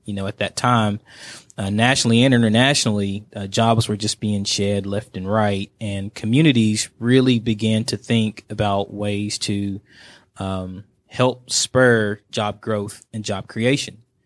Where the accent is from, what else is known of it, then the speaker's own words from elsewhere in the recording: Dalton, Georgia, United States; my hometown, Dalton, Georgia. That's where I was born and raised